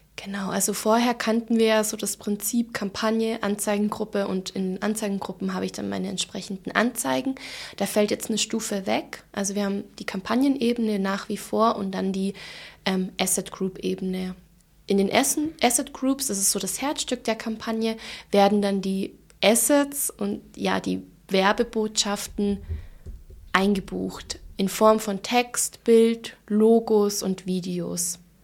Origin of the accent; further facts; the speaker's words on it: Allgäu, Bavaria, Germany; accent: Allgäu dialect; now in Munich, Germany; wie man vielleicht jetzt auch an ähm, meinem Dialekt ein bisschen hören kann. Ähm, ich komme ursprünglich aus dem Allgäu